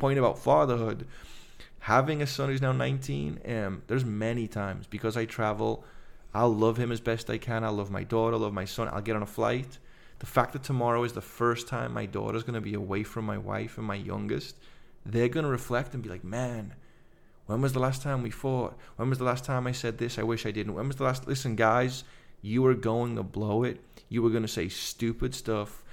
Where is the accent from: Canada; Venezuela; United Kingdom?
United Kingdom; Liverpool, North West England; now in United States; I'm Liver-, from Liverpool